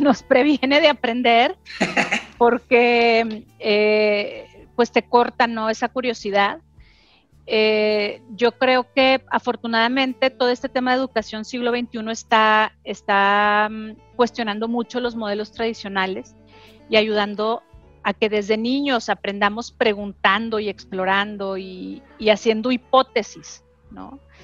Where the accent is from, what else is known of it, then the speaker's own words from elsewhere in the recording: Torreón, Coahuila, Mexico; moved away; yo crecí en Torreón, como tú, bien sabes, en, una familia muy tradicional